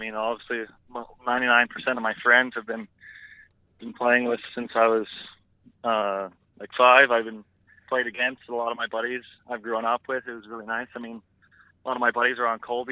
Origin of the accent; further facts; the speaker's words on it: Canada; me and my roommate, we're both from Canada